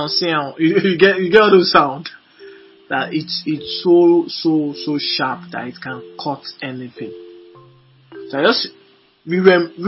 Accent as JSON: {"language": "English", "region": "Lagos", "country": "Nigeria", "tie": "born or raised there", "said": "I was born and brought up in Moshin, Lagos, a very wonderful environment in Lagos."}